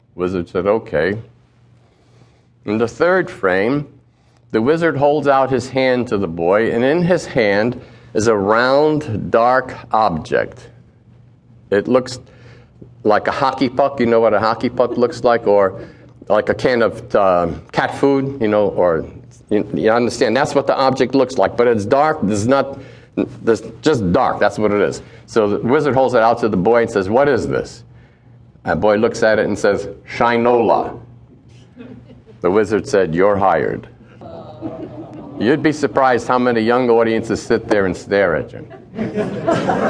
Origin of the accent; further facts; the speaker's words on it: New York City, New York, United States; Growing up in Brooklyn